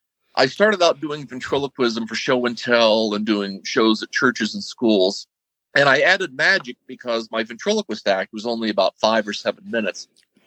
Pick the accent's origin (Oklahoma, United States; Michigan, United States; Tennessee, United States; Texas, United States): Tennessee, United States; Nashville; also born or lived in Kentucky / Virginia; I grew up in Nashville, Tennessee